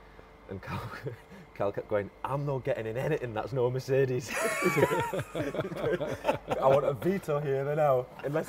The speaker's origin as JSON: {"language": "English", "region": "England", "country": "United Kingdom", "said": "Mate, I'm English"}